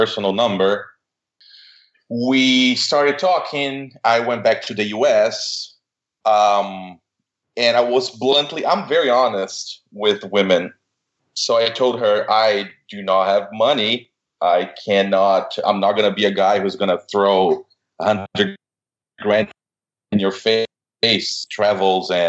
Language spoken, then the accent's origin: English; Brazil; moved away as an adult; now in United States; I'm originally from Brazil. I came here to study